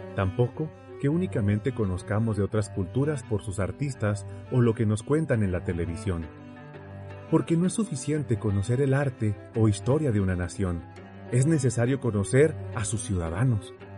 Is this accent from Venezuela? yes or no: no; Mexico; en mi país, México, casi no hay extranjeros viviendo entre nosotros